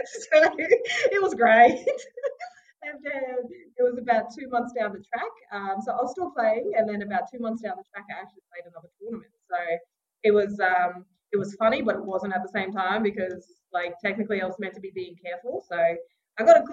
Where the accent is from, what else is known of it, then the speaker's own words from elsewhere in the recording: Mount Isa, Queensland, Australia; also born or lived in Sunshine Coast, Queensland; I'm a proud Gubbi Gubbi and Butchala woman from the Sunshine Coast region. Grew up in Mount Isa